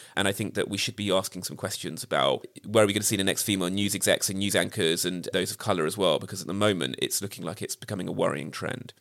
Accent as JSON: {"language": "English", "country": "United Kingdom", "said": "As a Brit"}